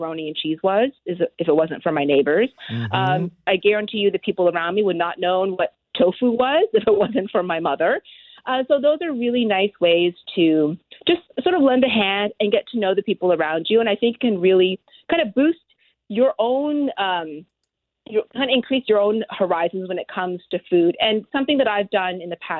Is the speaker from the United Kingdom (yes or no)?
no; Halifax, Nova Scotia, Canada; I grew up in Halifax in an area that was very, very dense.